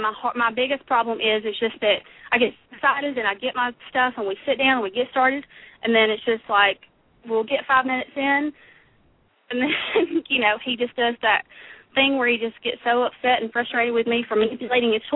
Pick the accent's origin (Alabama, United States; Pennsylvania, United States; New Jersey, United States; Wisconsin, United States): Alabama, United States; And we're from Alabama.